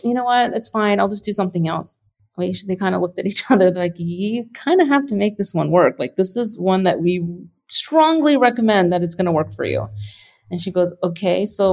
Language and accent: English; Texas, United States; I grew up on it in Texas